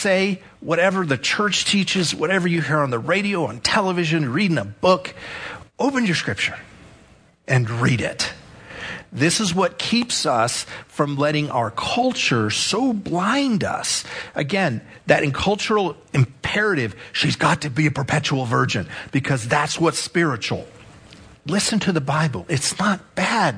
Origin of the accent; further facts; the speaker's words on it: El Paso, Texas, United States; Growing up in El Paso